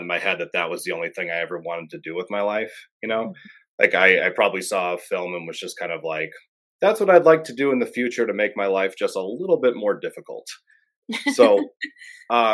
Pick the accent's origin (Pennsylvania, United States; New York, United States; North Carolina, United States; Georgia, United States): Pennsylvania, United States; Clarks Summit; also born or lived in Scranton; I was born in Scranton. You know, grew up in Clark Summit, bounced around a lot, but yeah, I'm local